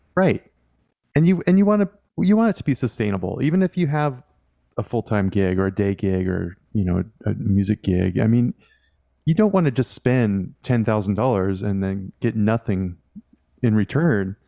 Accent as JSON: {"language": "English", "region": "Washington", "country": "United States", "tie": "born or raised there", "said": "I grew up in Washington State"}